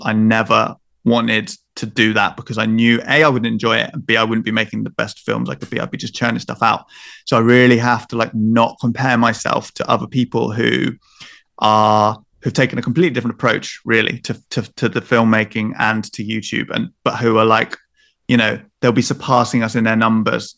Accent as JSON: {"language": "English", "area": "Devon", "region": "South West England", "country": "United Kingdom", "said": "I'm from Devon"}